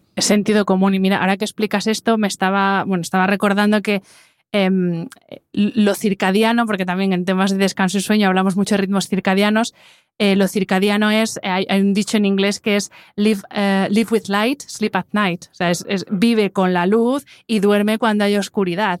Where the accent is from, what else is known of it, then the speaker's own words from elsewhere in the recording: Madrid, Community of Madrid, Spain; yo que soy de Madrid, que vengo mucho a Valencia